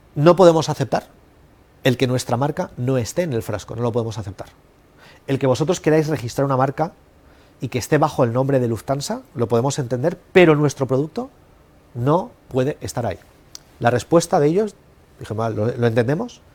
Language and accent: Spanish; Spain; yo soy de España